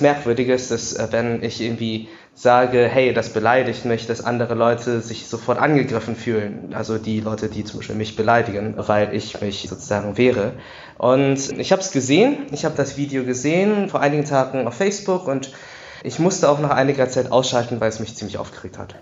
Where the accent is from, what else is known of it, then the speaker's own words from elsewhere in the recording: Düren, North Rhine-Westphalia, Germany; Ich bin natürlich in Düren aufgewachsen